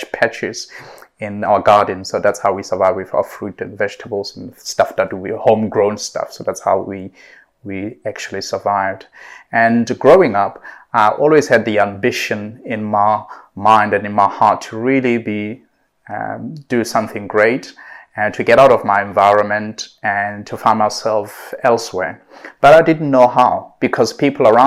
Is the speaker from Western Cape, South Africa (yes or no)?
no; Clarens, Free State, South Africa; also born or lived in United Kingdom; now in Dubai, United Arab Emirates; I'm originally from South Africa, from a very small town in South Africa called Clarens.